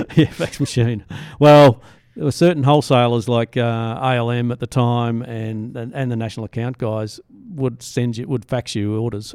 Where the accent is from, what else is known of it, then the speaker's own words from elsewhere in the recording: Southeast Queensland, Australia; now in Byron Bay, Australia; we're all from Southeast Queensland originally